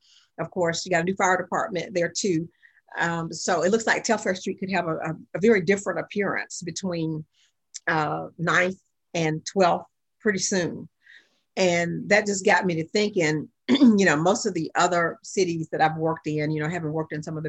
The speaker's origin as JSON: {"language": "English", "town": "Augusta", "region": "Georgia", "country": "United States", "tie": "born or raised there", "moved": "yes", "said": "You know, I grew up in Augusta, have been hearing the name Sherman Hemstreet all of my life. And when I moved back in 2014"}